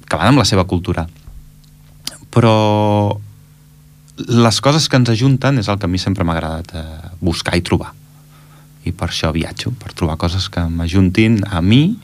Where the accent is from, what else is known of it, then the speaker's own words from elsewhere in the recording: Catalonia, Spain; also born or lived in Germany; jo vaig néixer a Alemanya, i els meus pares van ser emigrants allà a Alemanya, van estar 8 anys treballant a Alemanya, i jo vaig néixer a Alemanya, i per tant, jo en 3 mesos em van vindre cap aquí